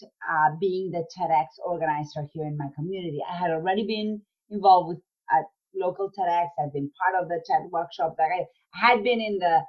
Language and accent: English; Argentina; moved away as an adult; now in United States; I was born and raised in Argentina